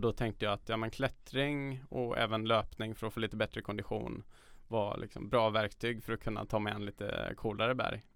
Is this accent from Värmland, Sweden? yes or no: yes; Karlstad, Värmland, Sweden; moved away as an adult; now in Stockholm, Sweden; de gamla områdena som Norrstrand där jag växte upp